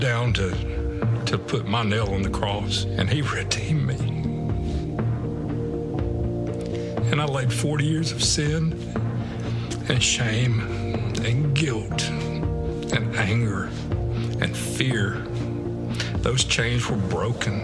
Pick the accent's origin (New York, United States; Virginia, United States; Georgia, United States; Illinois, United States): Georgia, United States; South; moved away as an adult; also born or lived in Germany; I was raised in South Georgia, primarily by my grandparents.